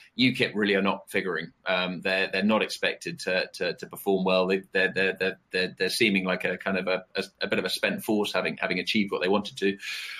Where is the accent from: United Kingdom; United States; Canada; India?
United Kingdom; accent: British; I'll take this one with my British accent.